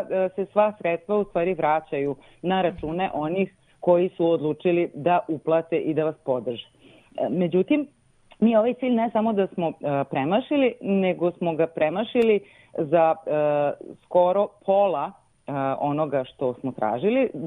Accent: Serbia

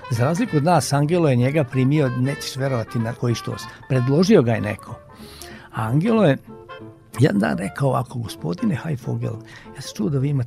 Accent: Mramorak, Vojvodina, Serbia; ja sam rođen u Banatu, jedno malo mesto, Mramorak se zove kod Pančeva.

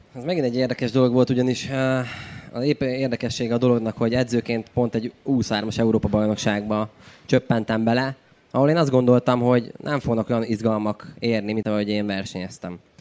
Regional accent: Cegléd, Pest, Hungary; moved away; egy vidéki városból származunk Ceglédről

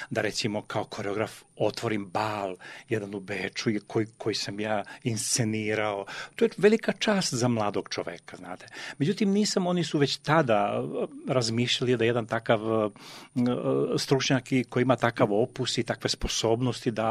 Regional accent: Vojvodina, Serbia; moved away as an adult; also born or lived in Sanski Most, Bosnia and Herzegovina / Novi Sad, Serbia; now in Vienna, Austria; rođen sam u Bosni kod, kod Sanskog mosta i sa šest meseci života su me preneli u Vojvodinu. I odatle e, sam opet došao u Novi Sad kao mlad

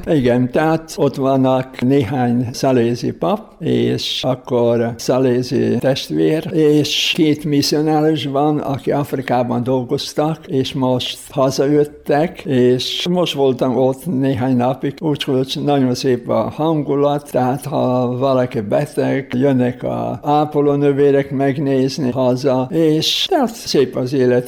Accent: Slovenia; Hungarian is a second language; moved away; én szlovén vagyok, szlovén pap, aki itt a magyar hívek között dolgozik

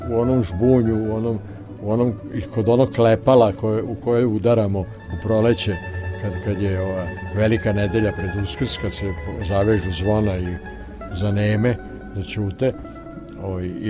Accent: Serbia; mi smo Srbi pravoslavci. Mi smo pravoslavni

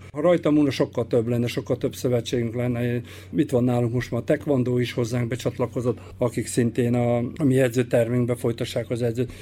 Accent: Bačka Topola, Vojvodina, Serbia; moved away; a szülővárosomat is, én felnőttem Topolyán

